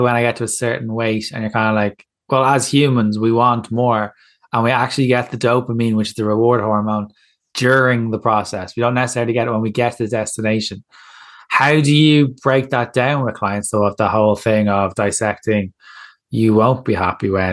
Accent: Ireland; As Irish people

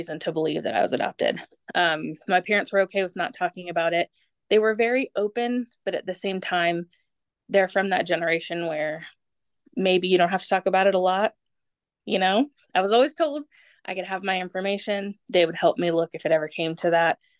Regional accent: United States; also born or lived in Germany; I am an American, born to an American, adopted by Americans on an Air Force base in Germany

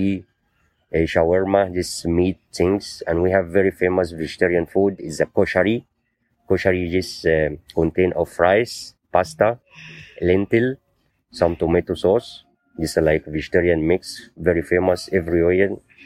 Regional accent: Egypt; from Egypt. I am living in Cairo, in the capital

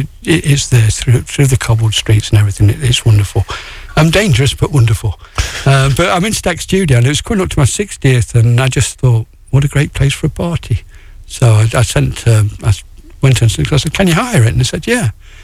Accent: England, United Kingdom; I'm from England.

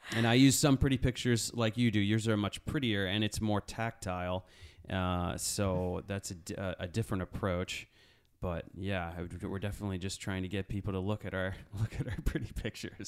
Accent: Connecticut, United States; I'm grew up in Connecticut

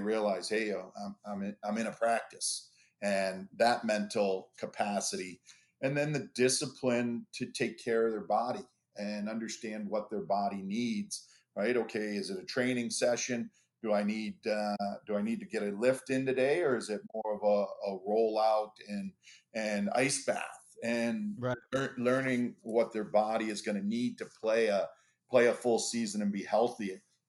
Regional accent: Toronto, Ontario, Canada; You know, growing up in Toronto, when you get on campus

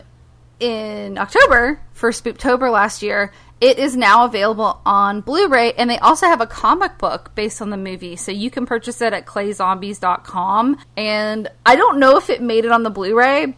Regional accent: the South, United States; we're from the South

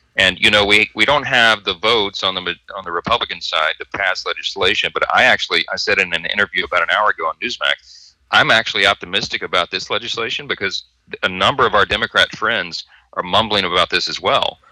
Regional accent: Louisiana, United States; we're from Louisiana

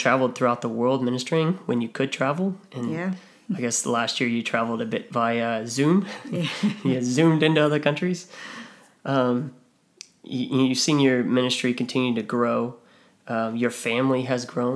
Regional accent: United States; moved away as an adult; now in Australia; someone like me as an American

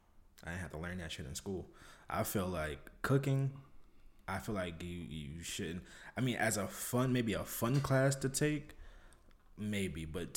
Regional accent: New York, United States; Because I know when I came from New York, the North is further ahead than the South as far as like school curriculum.

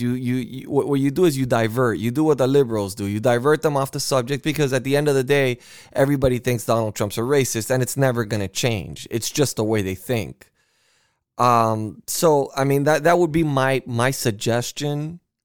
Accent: United States; I am an American

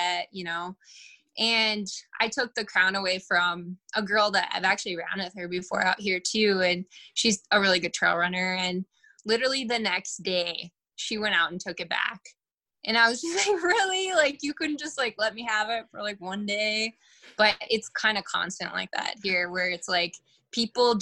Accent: Bismarck, North Dakota, United States; moved away; also born or lived in Minneapolis, Minnesota; I'm from Bismarck, North Dakota originally. And then I lived in Minneapolis / Twin Cities for about 8.5 years before I moved here

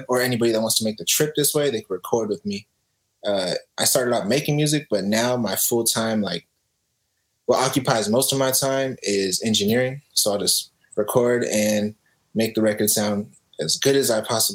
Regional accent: San Jose, California, United States; now in Los Banos, United States; I'm from San Jose, California. I'm in Los Banos right now

